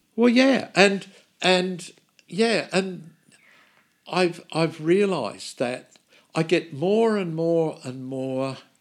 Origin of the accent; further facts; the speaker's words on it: Australia; from Australia